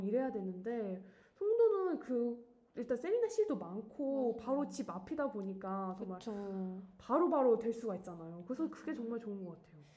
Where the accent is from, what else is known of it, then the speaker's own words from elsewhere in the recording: South Korea; 사실 저는 토종 한국인이에요